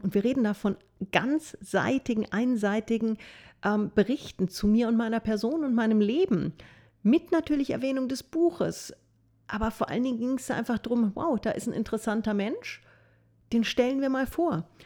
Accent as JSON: {"language": "German", "town": "Fürstenfeldbruck", "region": "Bavaria", "country": "Germany", "tie": "born or raised there", "also_born_or_lived": "Munich / Passau", "said": "ich komme grundsätzlich aus München, Münchner Zeitschriften, habe aber meine Jugend im Fürstenfeldbrucker-Raum verbracht"}